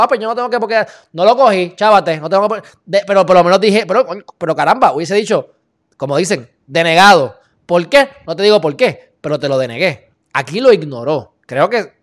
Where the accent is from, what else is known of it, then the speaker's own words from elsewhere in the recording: Puerto Rico; en el caso de Puerto Rico, que es un sitio muy rico en derecho y hasta más complejo porque tenemos dos influencias